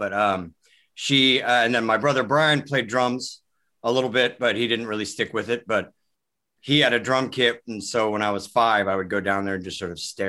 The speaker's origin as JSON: {"language": "English", "town": "Kirkland", "region": "Washington", "country": "United States", "tie": "born or raised there", "also_born_or_lived": "Seattle, Washington", "said": "I was born at a hospital in Seattle, Virginia Mason, but then I grew up in Kirkland, which is like 11 minutes outside of downtown."}